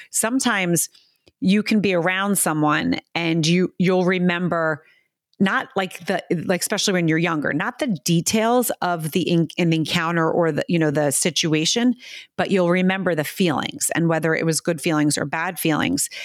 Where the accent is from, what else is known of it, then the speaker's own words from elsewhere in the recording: United States; also born or lived in New York City, United States; I grew up in America.